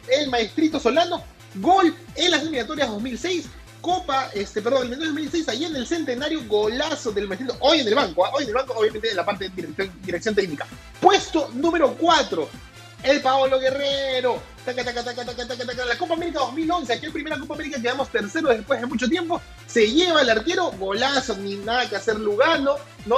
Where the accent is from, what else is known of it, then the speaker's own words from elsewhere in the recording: Peru; como peruano que soy